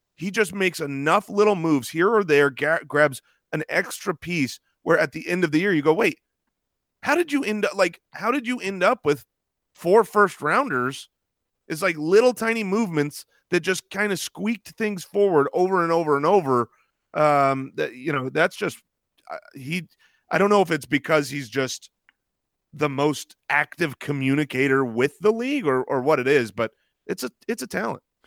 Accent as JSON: {"language": "English", "region": "Arizona", "country": "United States", "said": "we're from Arizona"}